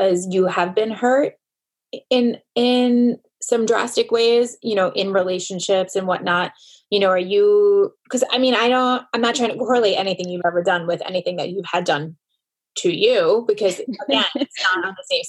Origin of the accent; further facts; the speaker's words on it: New York, United States; I'm a New Yorker